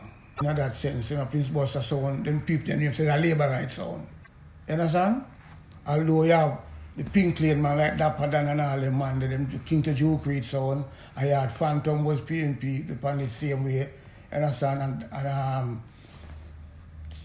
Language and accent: English; Kingston, Jamaica; I come from Camargo, go to St. Aloysius